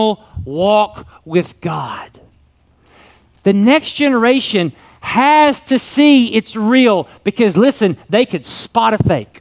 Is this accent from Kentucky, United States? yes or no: yes; Kentucky, United States; I was raised in Kentucky and we called them crayons.